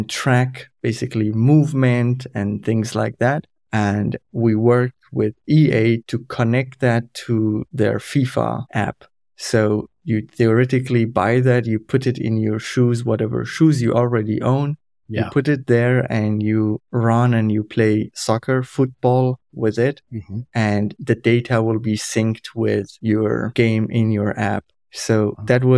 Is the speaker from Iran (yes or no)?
yes; Iran; first language Kurdish; English is a second language; moved away as an adult; also born or lived in Germany; now in Forchheim, Germany; I'm originally from Iran. My family and I, we moved to Germany in January 2016, as refugees